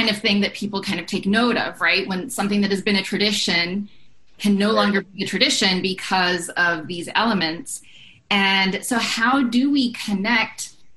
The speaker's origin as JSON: {"language": "English", "region": "Maine", "country": "United States", "said": "I'm from Maine"}